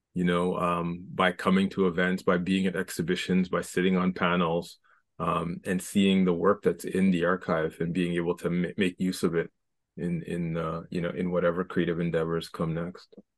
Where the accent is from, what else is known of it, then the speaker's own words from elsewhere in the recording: Scarborough, Ontario, Canada; I'm from Scarborough